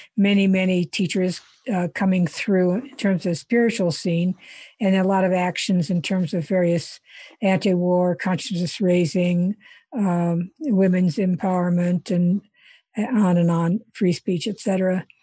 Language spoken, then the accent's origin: English; Iowa, United States; moved away as an adult; also born or lived in India; I grew up in Iowa